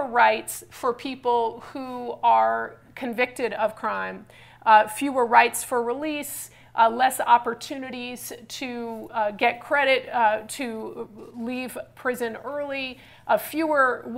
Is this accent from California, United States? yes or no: yes; California, United States; I'm from California.